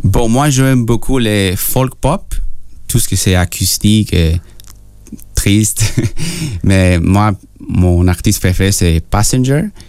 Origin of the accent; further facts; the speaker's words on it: Peru; French is a second language; moved away; je suis né au Pérou